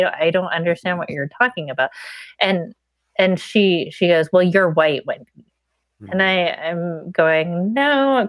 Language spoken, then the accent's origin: English; Pittsburgh, Pennsylvania, United States; So I grew up in Pittsburgh, and I grew up in a blue collar area. And so it was mainly white.